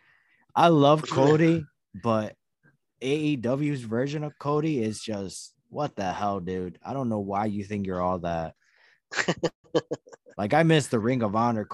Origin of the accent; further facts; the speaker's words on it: Durango, Mexico; I'm from there too